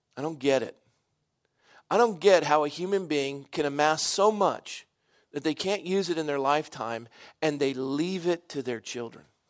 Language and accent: English; Coronado, California, United States; I was born and raised in Coronado